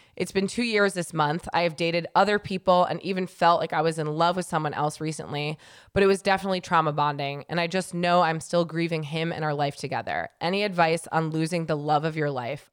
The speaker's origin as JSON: {"language": "English", "region": "New York", "country": "United States", "moved": "yes", "lives_now": "Southern California, United States", "said": "I'm from New York"}